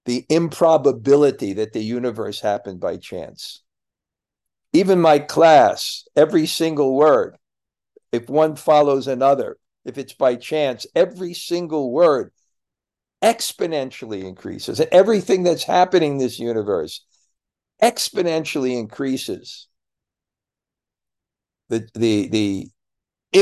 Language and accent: English; United States; moved away; I'm American